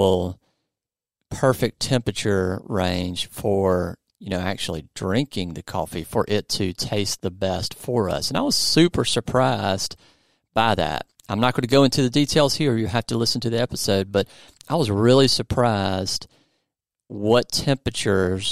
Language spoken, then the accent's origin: English; the South, United States; I'm from the South